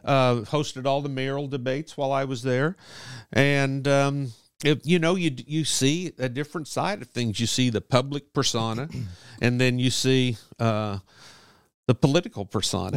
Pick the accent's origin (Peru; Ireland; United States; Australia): United States; St. Joseph, Missouri; I'm this kid from Saint Joe